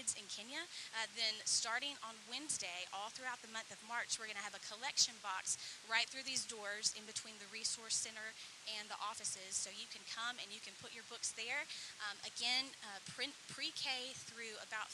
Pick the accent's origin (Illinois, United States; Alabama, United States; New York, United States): Alabama, United States; West; my hometown in West Alabama